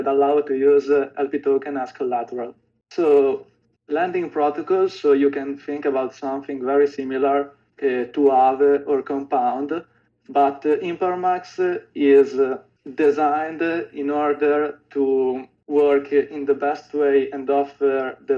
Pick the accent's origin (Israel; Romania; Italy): Italy; I'm from Italy